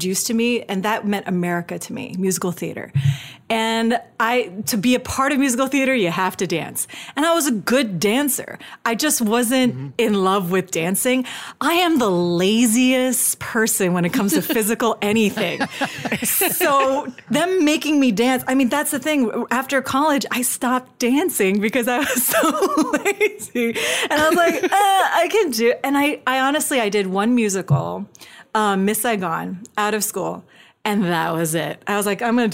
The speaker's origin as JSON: {"language": "English", "country": "Singapore", "tie": "born or raised there", "moved": "yes", "lives_now": "United States", "said": "I grew up, I was born and raised in Singapore."}